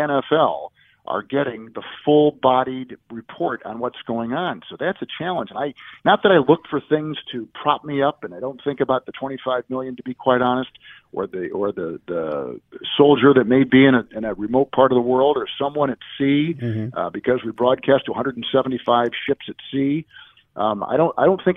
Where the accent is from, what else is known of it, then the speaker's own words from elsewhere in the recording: St. Louis, Missouri, United States; the late, great Jack Buck, who I listened to growing up in St. Louis on KMOX radio